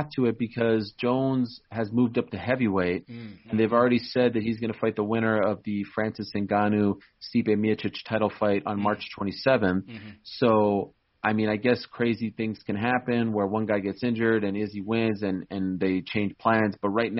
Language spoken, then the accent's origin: English; Canada; I'm Canadian. right? Yeah. And the Toronto Raptors in 2019 weren't playing for the city of Toronto. They were playing for the country of Canada.